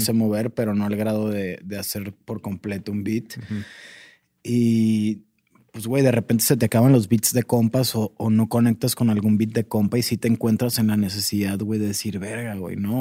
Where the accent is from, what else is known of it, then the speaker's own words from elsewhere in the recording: Sonora, Mexico; now in Mexico City, Mexico; yo me fui de Sonora porque yo soy de una ciudad muy pequeña y me vine a la Ciudad de México